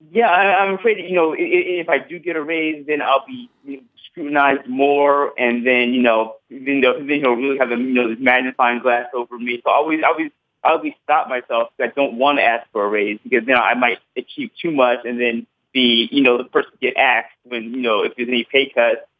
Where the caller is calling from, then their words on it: Lawrenceville, New Jersey, United States; Uh, I'm calling from New Jersey, Lawrenceville, New Jersey.